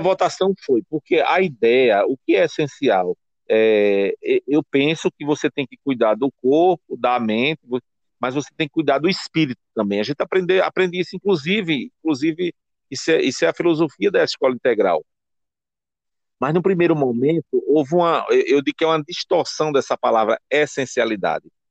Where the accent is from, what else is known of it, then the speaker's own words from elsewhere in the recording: Timbaúba, Pernambuco, Brazil; eu sou de Timbaúba